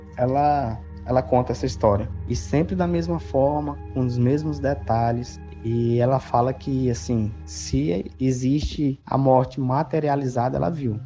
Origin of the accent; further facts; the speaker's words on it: Maranhão, Brazil; nós somos do Maranhão, atualmente moramos na cidade de Imperatriz